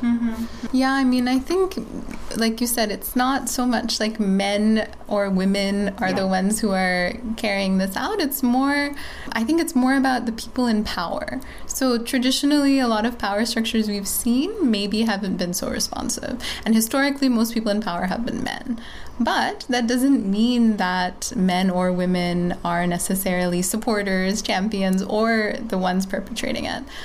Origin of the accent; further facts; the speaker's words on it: Bangladesh; also born or lived in United States; now in Patna, India; I'm from Bangladesh